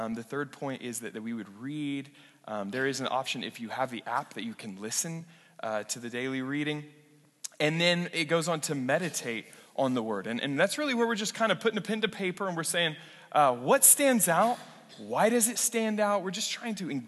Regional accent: western Oklahoma, United States; moved away; western Oklahoma where I grew up

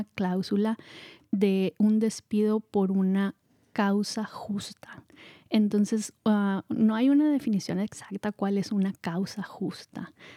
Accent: Mexico; moved away as an adult; also born or lived in Marin County, California; now in California, United States; yo soy mexicana

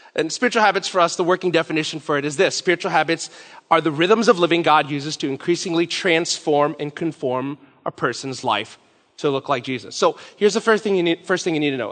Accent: Philippines; I'm Filipino

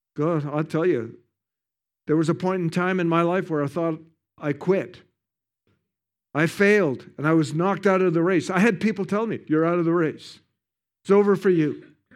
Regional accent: Canada; I'm from Canada. We have the best ski hills in the world

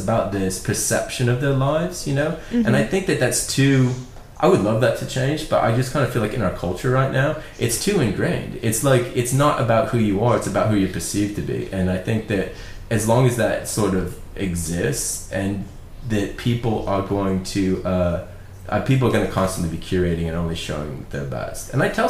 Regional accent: Ireland; So I'm from Ireland, and like, Ireland's kind of like the poor relations of England.

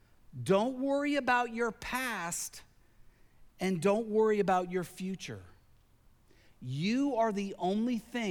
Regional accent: Tennessee, United States; also born or lived in Pennsylvania; Now, when I was a child, growing up in Tennessee, growing up in Pennsylvania, I climbed a lot of trees.

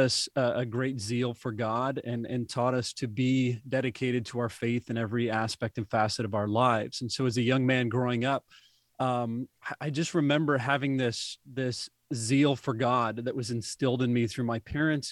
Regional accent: Indiana, United States; I was born and raised in the Midwest in Indiana

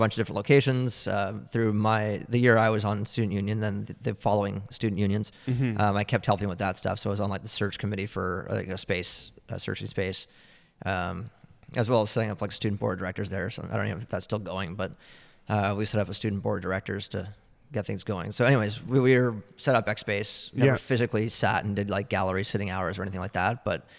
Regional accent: Oakville, Ontario, Canada; Me? No, Oakville.

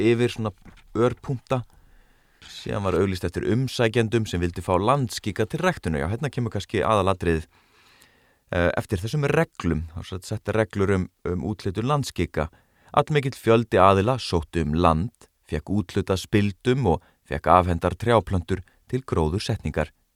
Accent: Garðabær, Capital Region, Iceland; þegar ég ólst upp í Garðabænum að hluta til

